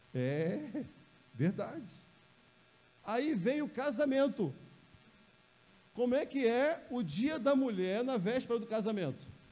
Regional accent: Rio de Janeiro, Brazil; also born or lived in São João de Meriti; eu nasci lá no Jacarezinho

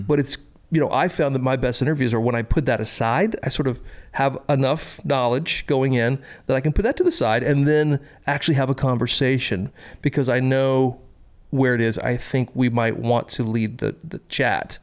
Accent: Columbia, South Carolina, United States; I was born in Columbia, South Carolina, home of the South Carolina Gamecocks

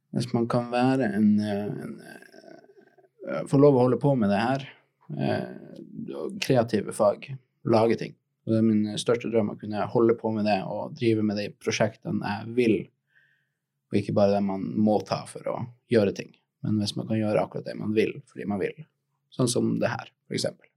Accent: Tromsø, Troms, Norway; jeg kommer fra Tromsø

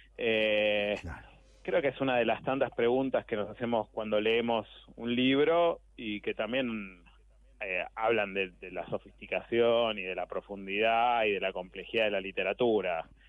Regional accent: Buenos Aires, Argentina; yo soy urbano plenamente de Buenos Aires

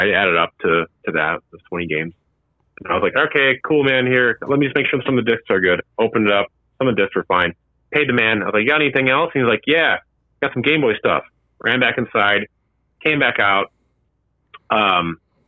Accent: Wadsworth, Illinois, United States; now in Chicago, United States; my hometown of Wadsworth, Illinois

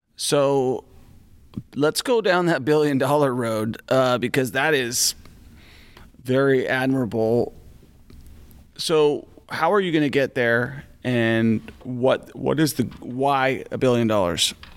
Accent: Washington, United States; my home state of Washington

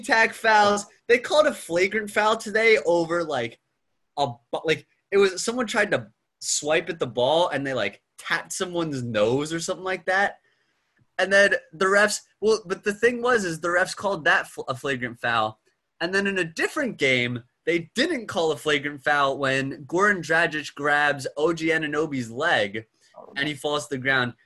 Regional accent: Cheltenham, Pennsylvania, United States; moved away as an adult; I'm from Cheltenham, Pennsylvania. Went to Cheltenham High School

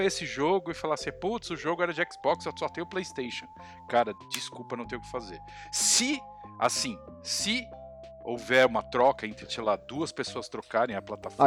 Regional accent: Santo André, São Paulo, Brazil; Eu sou de Santo André

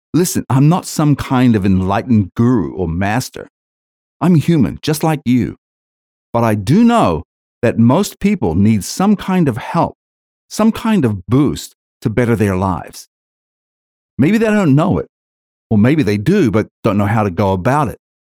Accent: New Zealand; moved away as an adult; now in Australia; I'm originally from New Zealand, I grew up hating the entire education system

